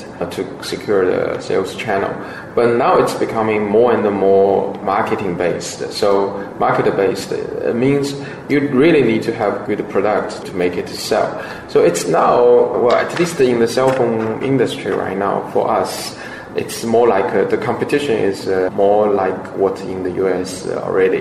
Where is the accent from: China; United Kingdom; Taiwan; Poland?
China; Shanghai; moved away; also born or lived in United States; Shanghai is my hometown